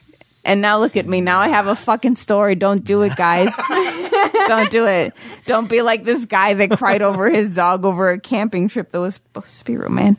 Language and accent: English; Buffalo, New York, United States; I'm from Buffalo.